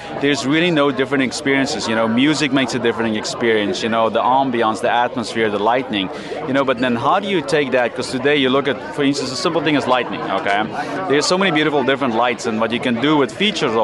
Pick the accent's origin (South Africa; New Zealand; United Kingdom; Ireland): South Africa; moved away as an adult; now in United States; Originally South Africa, but I've been in America for 20 years now